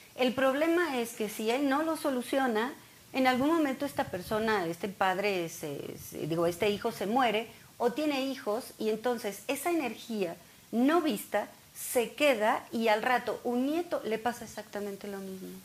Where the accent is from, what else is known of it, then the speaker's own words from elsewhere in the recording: Mexico; nosotros como mexicanos